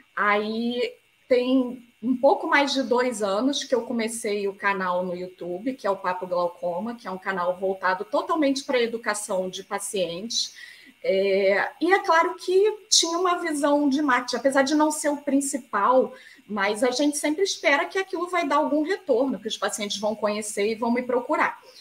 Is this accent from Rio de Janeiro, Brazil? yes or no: yes; Rio de Janeiro, Brazil; eu sou do Rio de Janeiro